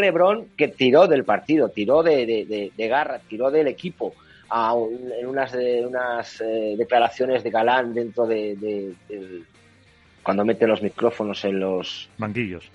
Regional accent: Castile and León, Spain; yo como castellano leonés

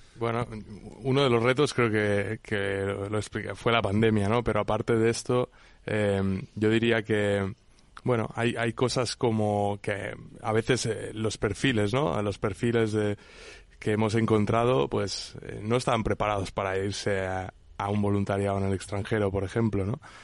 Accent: Menorca, Balearic Islands, Spain; yo soy de Menorca

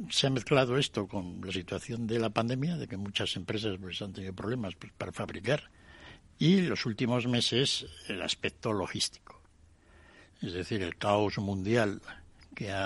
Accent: Spain; Sí que de todas formas los españoles teníamos que haber sacado más

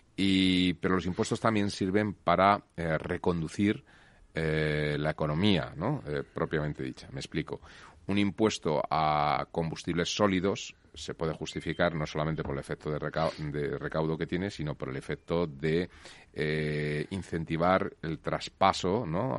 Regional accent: Spain

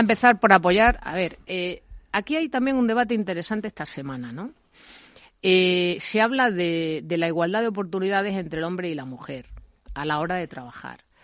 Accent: Spain; como española

